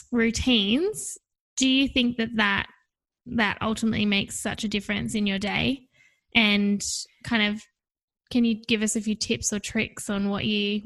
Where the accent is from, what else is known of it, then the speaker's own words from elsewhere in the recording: Tasmania, Australia; now in Melbourne, Australia; I'm from Tassie too